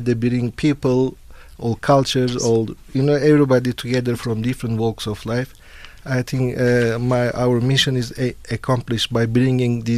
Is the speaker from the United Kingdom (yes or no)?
no; Turkey; now in South Africa; I was born in Turkey, but I've been here for many years. So I say I'm more South African than Turkish now.